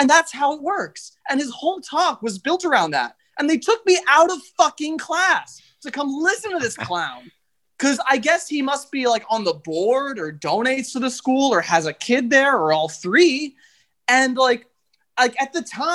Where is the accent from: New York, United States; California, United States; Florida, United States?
New York, United States; I'm from New York